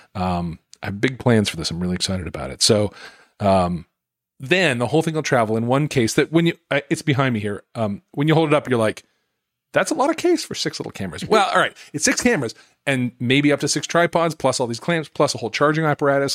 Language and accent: English; Utah, United States; moved away; I grew up in Utah